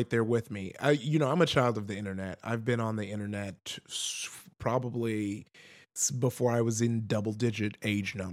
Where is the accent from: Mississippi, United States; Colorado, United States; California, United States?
California, United States; Compton; because you know I grew up in Com- uh, Compton